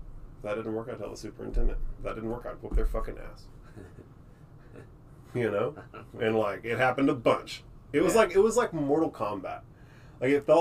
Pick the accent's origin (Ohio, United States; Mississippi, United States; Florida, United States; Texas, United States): Texas, United States; Circleville; born or raised there; also born or lived in Austin, Texas / Temple, Texas / Granger, Texas